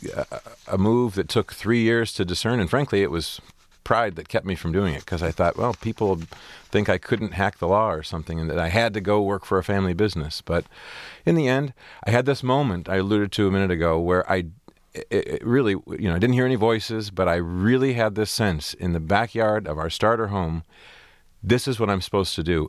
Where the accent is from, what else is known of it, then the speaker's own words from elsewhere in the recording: Port Huron, Michigan, United States; I had a great, great growing up on Lake Huron. It's a beautiful, small community